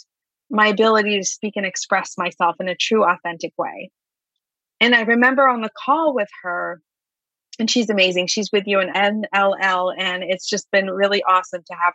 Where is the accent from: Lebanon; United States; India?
Lebanon; moved away; I grew up overseas in Lebanon. I grew up during a war, had a deaf father in the military